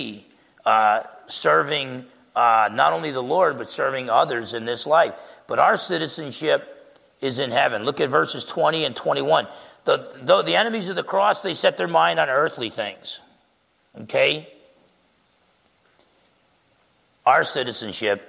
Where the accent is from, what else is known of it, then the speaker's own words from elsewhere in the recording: United States; as an American